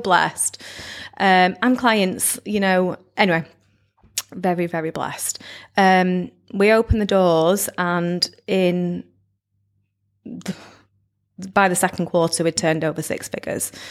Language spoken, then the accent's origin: English; Blackpool, North West England, United Kingdom; not actually from Lytham, I'm from Blackpool